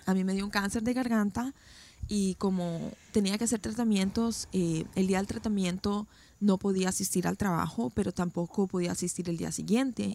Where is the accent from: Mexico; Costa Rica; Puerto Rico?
Costa Rica; moved away as an adult; now in United States; yo nací, crecí en Costa Rica